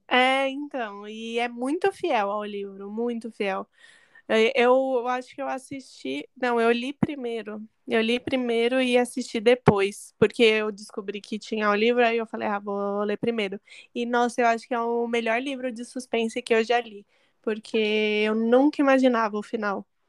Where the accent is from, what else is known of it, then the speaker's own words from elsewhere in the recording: São Paulo, Brazil; eu sou nascida da ZL